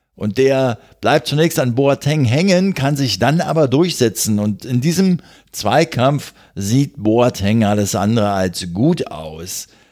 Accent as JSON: {"language": "German", "region": "Berlin", "country": "Germany", "said": "als Berliner"}